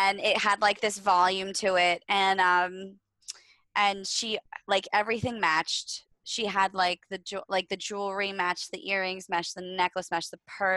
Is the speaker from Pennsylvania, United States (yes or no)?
yes; Saylorsburg, Pennsylvania, United States; moved away as an adult; also born or lived in Philadelphia; I grew up in Sailorsburg and went to Pennsylvania, Sailorsburg, Pennsylvania, and my school was in Stroudsburg, Pennsylvania